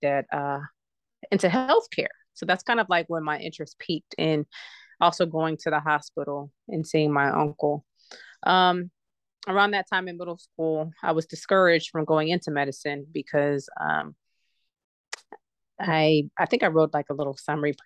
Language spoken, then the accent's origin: English; Cincinnati, Ohio, United States; now in Huntsville, United States; I'm originally from Cincinnati, Ohio, and I currently live in Huntsville, Alabama.